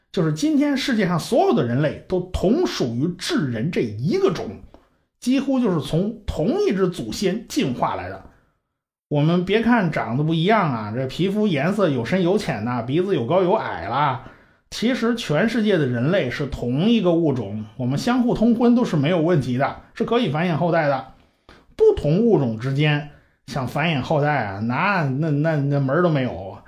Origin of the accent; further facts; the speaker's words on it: China; 我们中国人最熟悉的就是 北京猿人，还有什么蓝铁人呐、元木人啦之类的